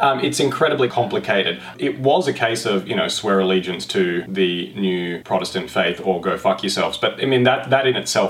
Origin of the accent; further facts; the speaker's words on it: Australia; I'm sorry, I'm an Australian. I've never been to Ireland.